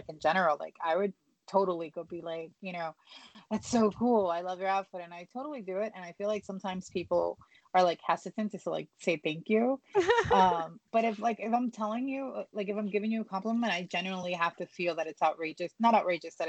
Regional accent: East Coast, United States; I know I'm from the East Coast

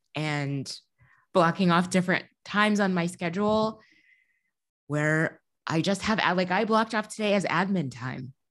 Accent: Midwest, United States; now in Chicago, United States; As a Midwesterner

